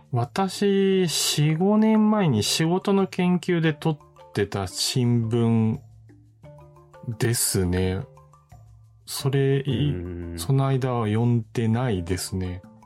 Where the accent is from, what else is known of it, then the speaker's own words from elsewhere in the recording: Osaka, Japan; その出身が大阪